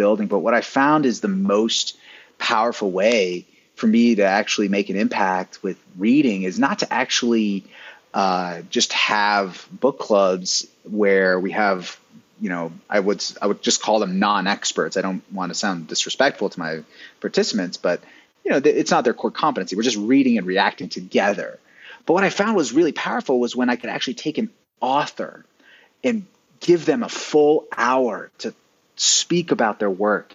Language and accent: English; the South, Appalachia, United States; moved away as an adult; also born or lived in Silicon Valley; I'm from the South, I'm from, you know, Appalachia.